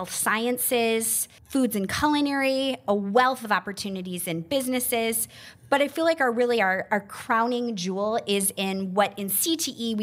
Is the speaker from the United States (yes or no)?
yes; Lincoln-Way District, Illinois, United States; So I grew up in Lincoln Ways District, where it was a comprehensive high school of over 5,000 students